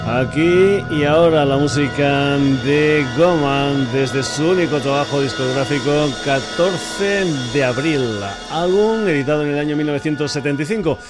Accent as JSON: {"language": "Spanish", "region": "Extremadura", "country": "Spain", "said": "mi tierra, para Extremadura"}